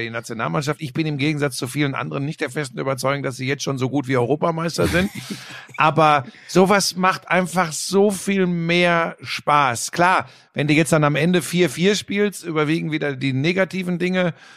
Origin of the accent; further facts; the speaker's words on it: Ruhr area, North Rhine-Westphalia, Germany; Ich komme aus dem Ruhrgebiet, wir sind in erster Linie jetzt eine Arbeiterklientel.